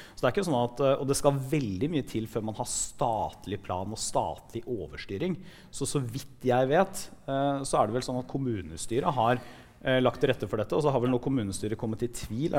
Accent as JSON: {"language": "Norwegian", "town": "Porsgrunn", "region": "Telemark", "country": "Norway", "said": "jeg kom fra, fra Porsgrunn, som det ble nevnt her, som er en ja, en av Norges liksom, tradisjonelle industribyer."}